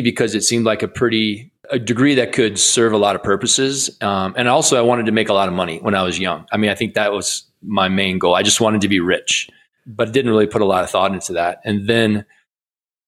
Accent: Iowa, United States; I grew up in Iowa

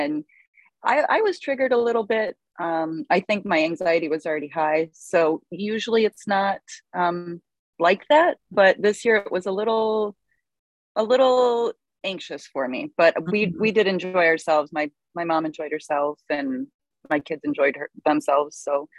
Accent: Detroit, Michigan, United States; also born or lived in various; And I am originally from Detroit. I've moved all over. I was in the Navy.

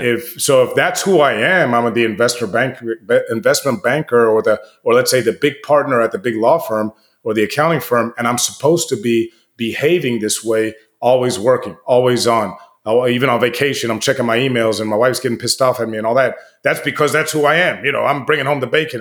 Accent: United States

